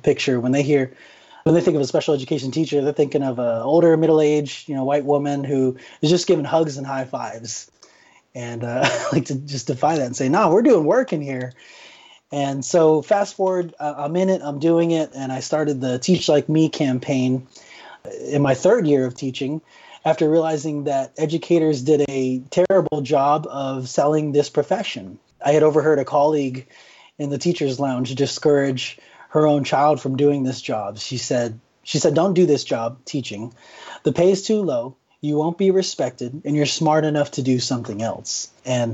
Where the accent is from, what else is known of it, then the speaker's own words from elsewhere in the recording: Phoenix, Arizona, United States; I grew up in West Phoenix